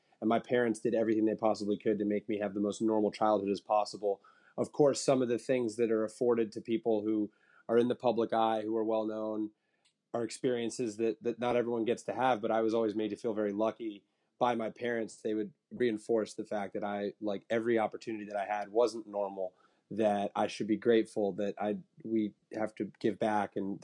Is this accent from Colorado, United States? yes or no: no; Bedford, New York, United States; also born or lived in Massachusetts; I grew up in Bedford, New York, right outside of New York City